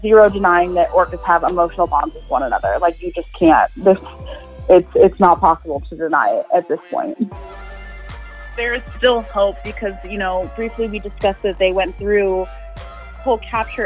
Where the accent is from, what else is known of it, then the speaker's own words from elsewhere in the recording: Ohio, United States; growing up in Ohio